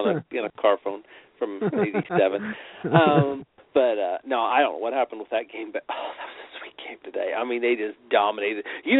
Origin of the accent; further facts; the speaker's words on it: Indianapolis, Indiana, United States; I'm from Indianapolis